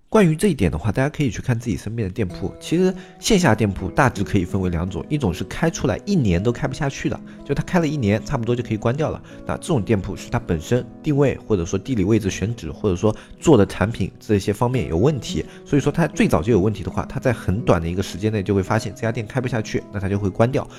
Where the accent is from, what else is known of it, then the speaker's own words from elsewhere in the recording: China; 在我们中国的所有的故友家族观里面